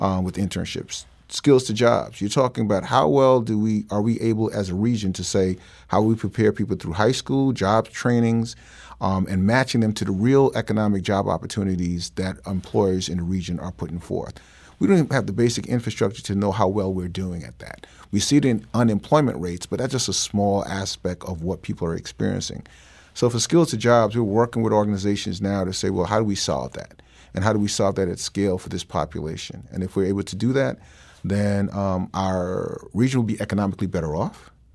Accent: New York City, New York, United States; moved away; I grew up in New York

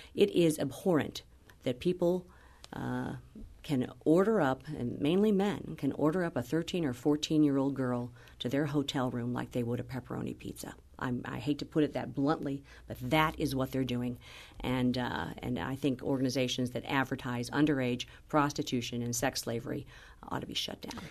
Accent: Missouri, United States; my hometown

